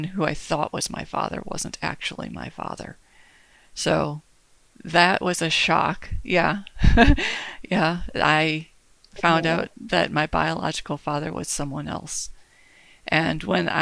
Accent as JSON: {"language": "English", "town": "Detroit", "region": "Michigan", "country": "United States", "tie": "born or raised there", "said": "I was born and raised in Michigan, in Metro Detroit"}